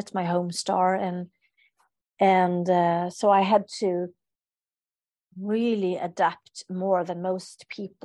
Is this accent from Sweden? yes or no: yes; Sweden; I'm from a culture, I'm from Sweden, so where we don't show strong emotions